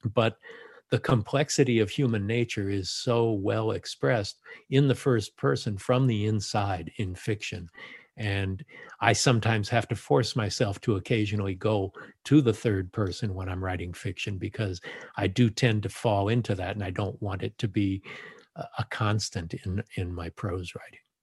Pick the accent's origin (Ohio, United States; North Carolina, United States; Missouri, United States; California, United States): California, United States; Los Angeles; I was born in Los Angeles, so I'm a native